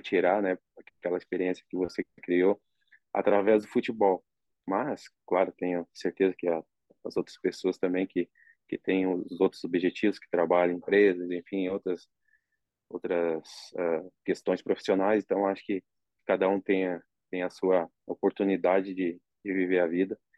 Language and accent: Portuguese; Rio Grande do Sul, Brazil; moved away as an adult; now in Saudi Arabia; como eu sou gaúcho